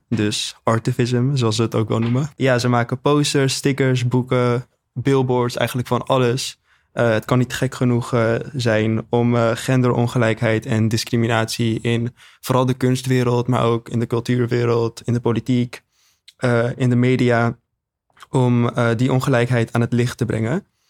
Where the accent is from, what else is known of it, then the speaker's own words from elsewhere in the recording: Amsterdam, North Holland, Netherlands; ik ben 19 jaar oud en ik kom uit Amsterdam.